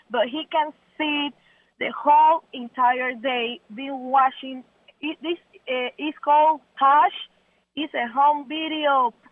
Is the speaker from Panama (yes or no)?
yes; Panama; English is a second language; moved away as an adult; I'm from Panama. When I first met him, I haven't, I didn't speak any English.